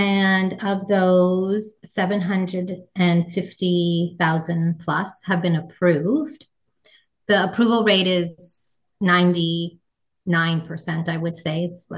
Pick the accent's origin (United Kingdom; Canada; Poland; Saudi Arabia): Canada; Toronto, Ontario; moved away; also born or lived in New York; I'm from Toronto originally.